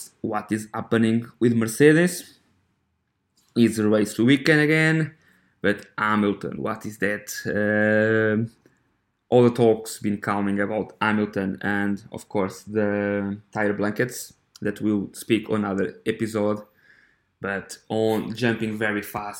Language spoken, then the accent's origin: English; Coimbra, Centro, Portugal; I'm from Coimbra, I'm from Portugal